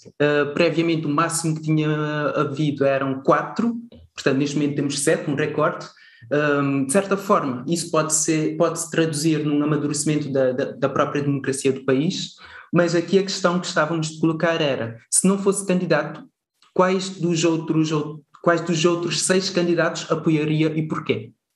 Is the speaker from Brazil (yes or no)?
no; Cape Verde; moved away; como cabo-verdiano que vive fora de, de, Cabo Verde, mas sempre com o coração e a mente em Cabo Verde